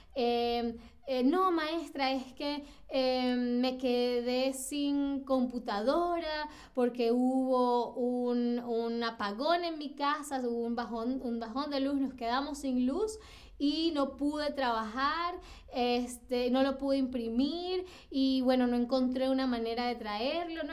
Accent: Venezuela; now in Berlin, Germany; como venezolana

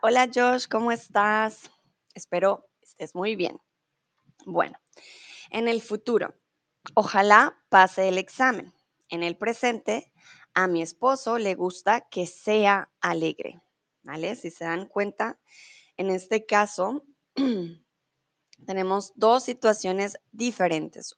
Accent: Colombia; now in Germany; soy de Colombia, vivo en Alemania y ahora estoy en México.

